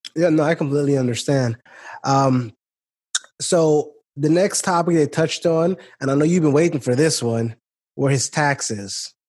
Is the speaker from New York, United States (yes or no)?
yes; New York City, New York, United States; I grew up in Brooklyn. I grew up where the cops would would come around